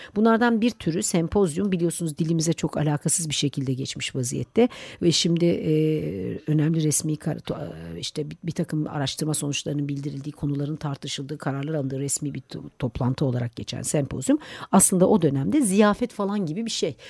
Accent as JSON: {"language": "Turkish", "country": "Turkey", "said": "Türkiye'li olunca Türk mutfağıyla besleniyor olunca"}